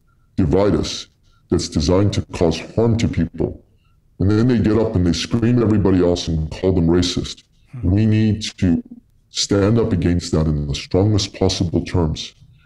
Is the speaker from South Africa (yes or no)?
no; Canada; And they've always felt proud of being Canadian, of our tolerant nature, of the fact that we're really amazing at hockey and things like that.